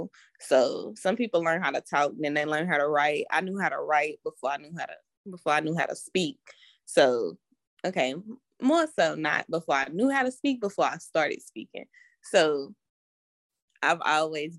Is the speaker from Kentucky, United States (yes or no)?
yes; Louisville, Kentucky, United States; I'm 22 and I'm from Louisville, Kentucky